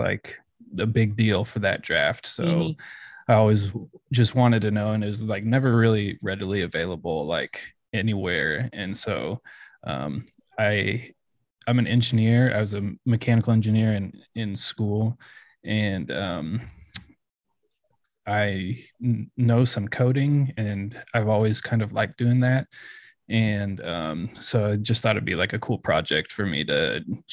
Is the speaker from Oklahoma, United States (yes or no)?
yes; Oklahoma, United States; I grew up in Oklahoma